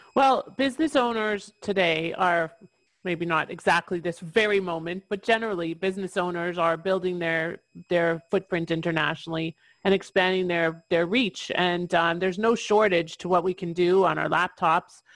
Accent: Toronto, Ontario, Canada; moved away; I'm originally from Toronto, Ontario, Canada, and I'm licensed in Ontario still after all these years

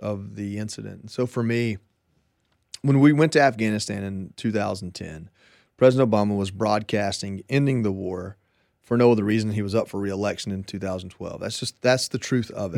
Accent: Georgia, United States; moved away as an adult; also born or lived in Hawaii; I'm from Georgia

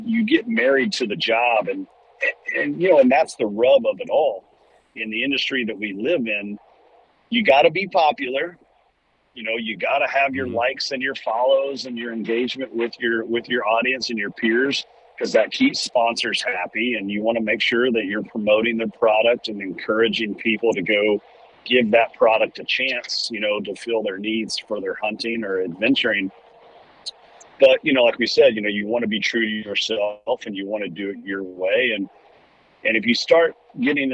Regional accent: Central Kentucky, United States; growing up in Central Kentucky, my dad was a successful business owner

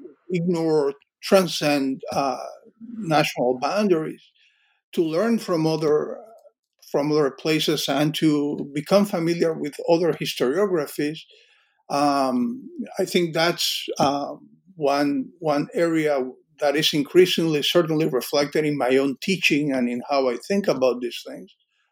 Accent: Cuba; I grew up in Cuba, but we both had experienced this.

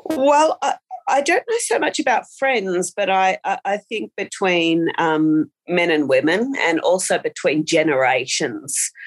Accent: Australia; I have lived in small rural towns almost all of my life

